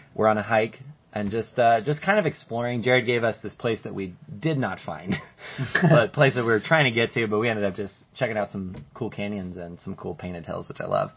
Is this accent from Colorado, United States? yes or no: yes; Colorado, United States; now in Arizona, United States; we're from Colorado